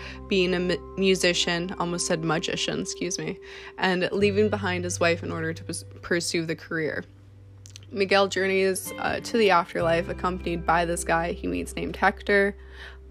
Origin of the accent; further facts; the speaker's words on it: Canada; I'm a model from Canada.